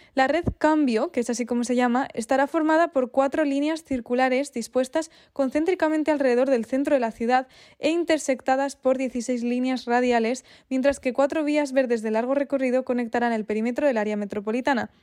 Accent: Spain; also born or lived in Sweden; Yo soy de España, pero viví durante dos años en Suecia

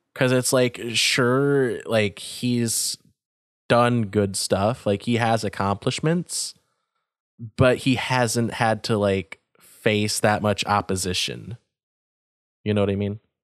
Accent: United States; As an American

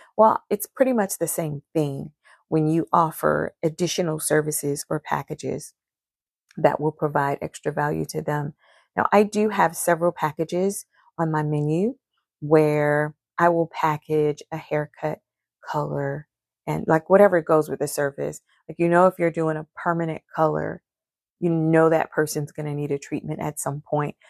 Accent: Charleston, United States; I'm from Charleston

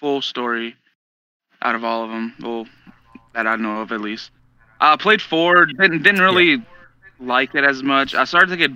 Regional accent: the South, United States; we grew up in the South

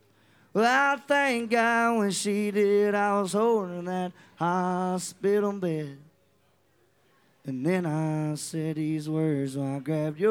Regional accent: Nashville, Arkansas, United States; I came from Nashville, Arkansas, I came to Nashville, Tennessee, and went down to Broadway for the first time, being 21

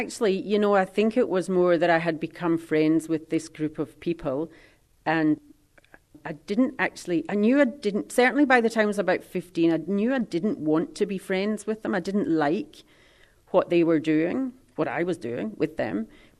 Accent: Scotland, United Kingdom; But we came from the Highlands, and so we never fitted in.

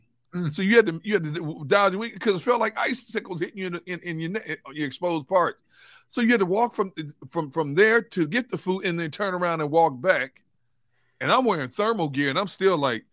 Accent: Midwest, United States; now in East Coast, United States; I'm from the Midwest

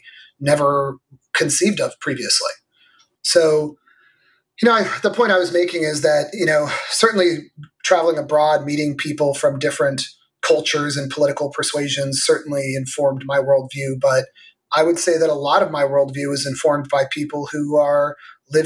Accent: Morgan Hill, California, United States; I grew up in Northern California, at the time it was a little rural farm town called Morgan Hill that's adjacent to San Jose

